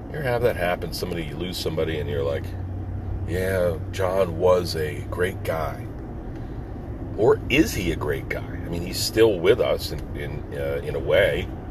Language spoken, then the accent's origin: English; East Coast, United States; I grew up here on the East Coast